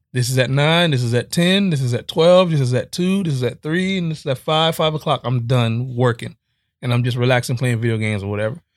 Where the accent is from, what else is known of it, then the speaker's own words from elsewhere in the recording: Miami, Florida, United States; I'm from Miami